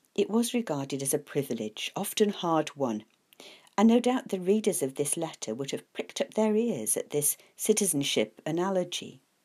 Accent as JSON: {"language": "English", "country": "United Kingdom", "said": "I am a British citizen"}